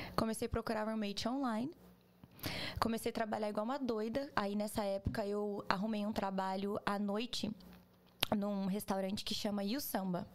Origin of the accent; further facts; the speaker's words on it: Pederneiras, São Paulo, Brazil; moved away as an adult; also born or lived in Chicago, United States; now in Orlando, United States; sou do interior, do interior, do interior de São Paulo. Um beijo, Pederneiras.